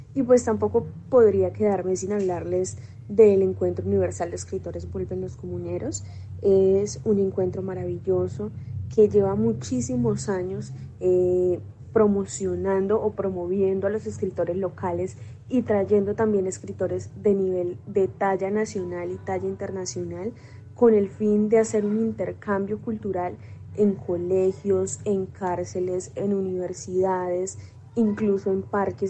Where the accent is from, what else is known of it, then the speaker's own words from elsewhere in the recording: Zapatoca, Santander, Colombia; yo nací en Zapatoca, que es un municipio muy bello